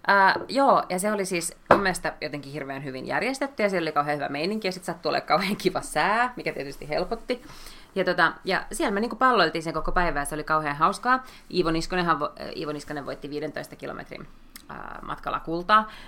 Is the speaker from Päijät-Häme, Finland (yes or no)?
yes; Lahti, Päijät-Häme, Finland; moved away; Siis Lahestahan olen